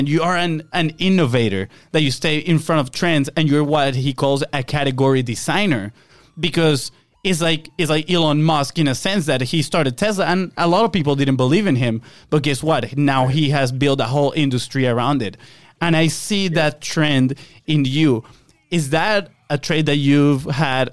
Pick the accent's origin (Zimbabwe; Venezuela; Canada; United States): Venezuela; moved away; we are from Venezuela. We grew up in Venezuela. Our family is still in Venezuela